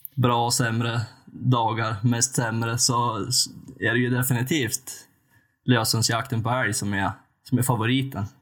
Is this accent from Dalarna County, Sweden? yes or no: no; western Jämtland, Sweden; född och uppvuxen i västra Jämtland